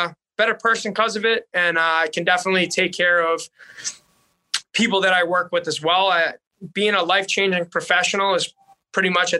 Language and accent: English; Boston, Massachusetts, United States; accent: Boston; now in North Dakota, United States; having a Boston accent in North Dakota.